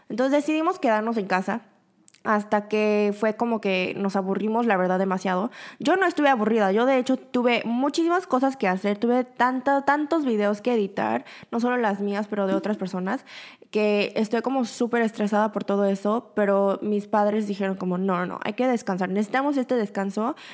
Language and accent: Spanish; Busan, South Korea; born there; now in Seoul, South Korea; Y nosotros, mi familia y yo, nosotros originalmente somos de Busan, la segunda ciudad grande aquí en Corea. Mi familia entera vive en Busan